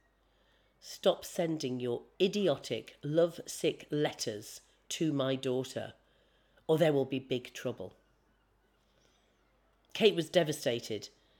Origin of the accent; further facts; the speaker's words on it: North East England, United Kingdom; now in London, United Kingdom; I was raised in the Northeast